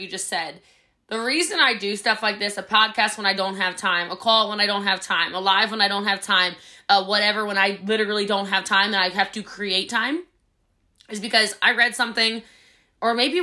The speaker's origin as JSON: {"language": "English", "region": "Maryland", "country": "United States", "said": "I'm from Maryland."}